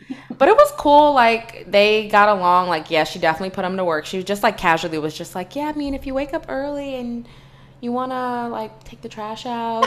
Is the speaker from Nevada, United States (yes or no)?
no; Virginia, United States; we're both from Virginia